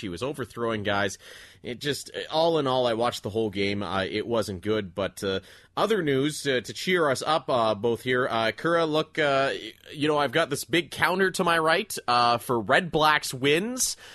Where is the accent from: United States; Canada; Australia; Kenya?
Canada; Ontario; born or raised there